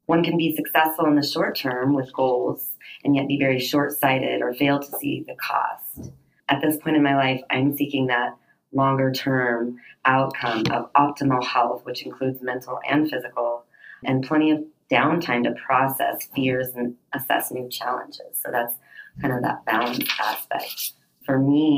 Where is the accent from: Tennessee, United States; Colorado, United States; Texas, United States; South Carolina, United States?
Colorado, United States; Denver; I'm from Denver, Colorado, and I am an aerialist